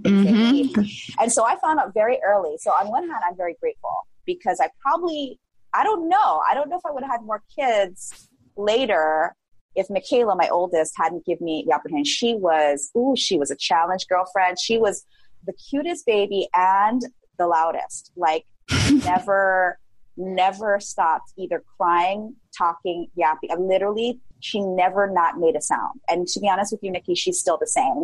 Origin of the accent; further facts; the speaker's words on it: Hawaii, United States; also born or lived in San Francisco Bay Area; I grew up in a really small town here in Hawaii